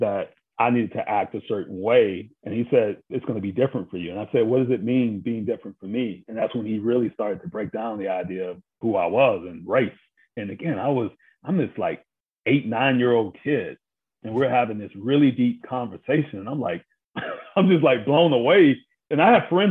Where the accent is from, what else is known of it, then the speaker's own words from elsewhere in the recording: Brunswick, Georgia, United States; I'm from Brunswick, Georgia